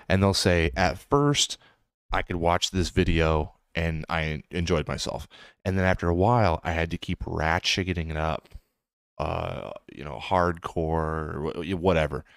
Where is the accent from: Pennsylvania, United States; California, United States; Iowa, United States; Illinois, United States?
Iowa, United States; Des Moines; I grew up in Des Moines, Iowa.